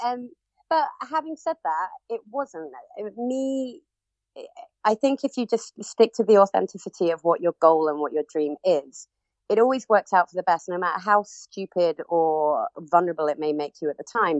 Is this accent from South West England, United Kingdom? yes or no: yes; Cornwall, South West England, United Kingdom; moved away as an adult; also born or lived in Birmingham; I'm originally from Cornwall, um, and then I was actually um, living in Birmingham at the time.